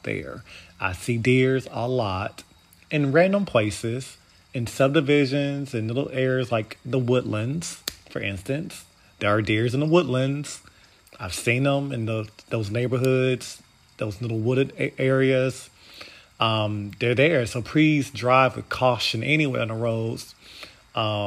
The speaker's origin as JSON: {"language": "English", "country": "United States", "said": "we are Americans"}